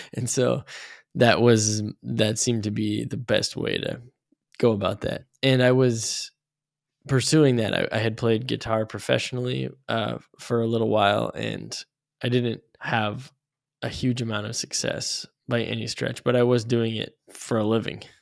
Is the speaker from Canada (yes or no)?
yes; Canada; moved away as an adult; now in Chicago, United States; I grew up in Canada until I was twenty-three. I moved down to Chicago